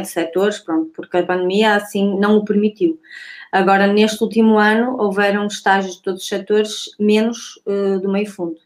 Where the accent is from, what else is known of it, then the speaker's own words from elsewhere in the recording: Santo Tirso, Porto District, Portugal; o clube da minha terra, do Núcleo de Atletismo de Roriz